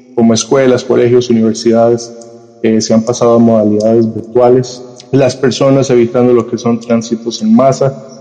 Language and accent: Spanish; Costa Rica; aquí en mi país, Costa Rica